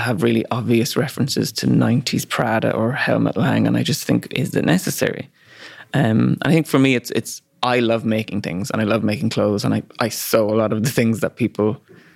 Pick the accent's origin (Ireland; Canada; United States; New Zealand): Ireland; accent: Irish; moved away; also born or lived in London; he heard my accent, was like, oh, you're Irish